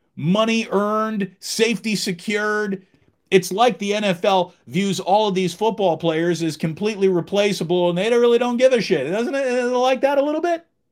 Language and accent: English; Schenectady, New York, United States; moved away; I'm originally from back east. I spent my childhood there. I grew up in Schenectady, New York